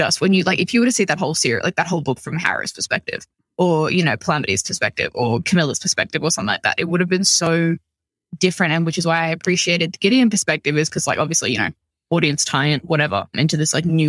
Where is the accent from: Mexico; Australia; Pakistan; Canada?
Australia; ours as Australian